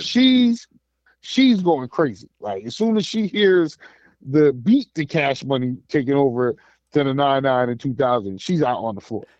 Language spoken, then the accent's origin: English; United States; as an American